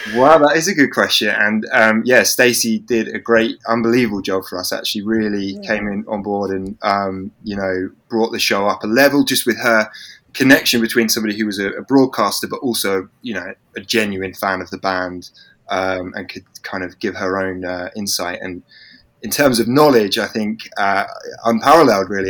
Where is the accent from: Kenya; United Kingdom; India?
United Kingdom; England; being English